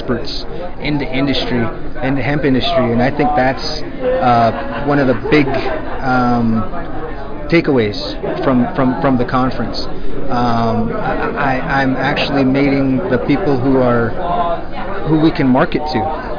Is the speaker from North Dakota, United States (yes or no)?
yes; North Dakota, United States; moved away as an adult; also born or lived in Pittsburgh, Pennsylvania; now in Greensburg, United States; Because I'm from North Dakota originally. I've been in Pittsburgh for going on 4 years now